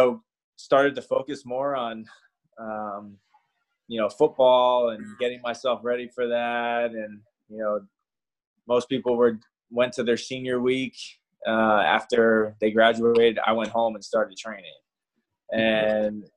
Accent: New Jersey, United States; also born or lived in New York; I'm from Jersey. Monmouth was an hour away from me. You know, so I pretty much was at home playing in a school with kids that I grew up with playing against

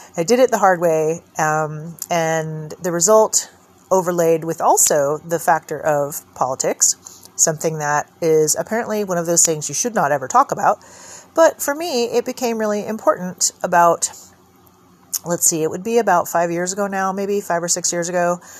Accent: California, United States; moved away; also born or lived in Oregon; coming back to my home state

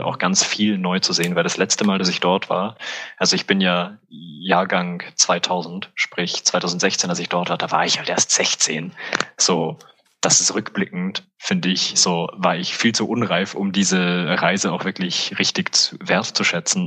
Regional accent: Salzburg, Austria; also born or lived in Vienna; now in Innsbruck, Austria; bin ich halt in Salzburg aufgewachsen

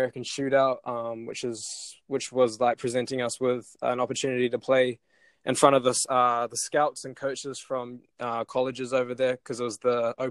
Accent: Auckland, New Zealand; as Dad got more into the Breakers, I kind of moved to Albany on the North Shore. So now I'm based out here

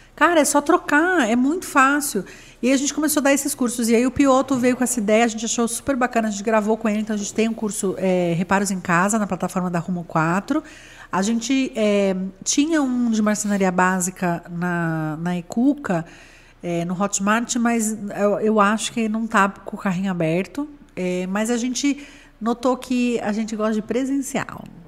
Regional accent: Santos, São Paulo, Brazil; now in São Paulo, Brazil; Eu sou de Santos

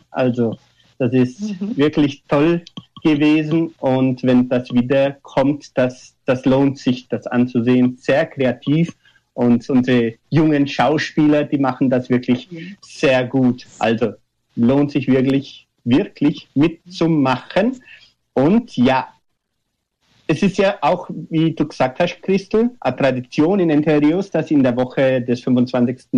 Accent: Baden-Württemberg, Germany; accent: Swabian; unsere schwobische, unser schwobischer Dialekt auch noch gleichzeitig ähm, schätzt.

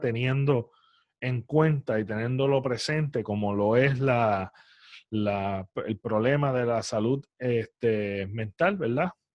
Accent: Puerto Rico; como puertorriqueños

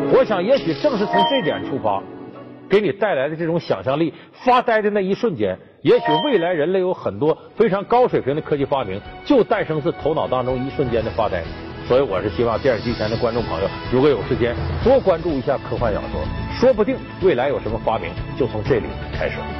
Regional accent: Heilongjiang, China; 我们老家黑龙江

